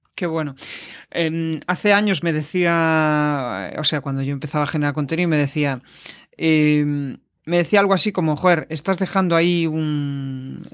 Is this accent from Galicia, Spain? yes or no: yes; Galicia, Spain; como gallego